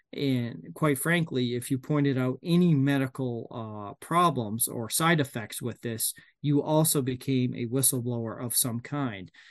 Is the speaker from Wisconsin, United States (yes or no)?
no; Maine, United States; I'm from Maine